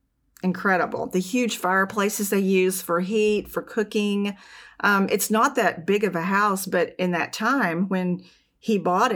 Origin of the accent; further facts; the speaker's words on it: Arkansas, United States; We're from Arkansas.